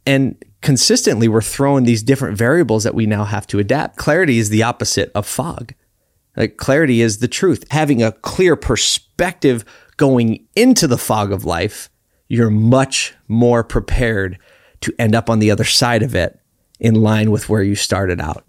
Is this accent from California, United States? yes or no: no; Philadelphia, Pennsylvania, United States; I grew up in Philly, so it's close to my heart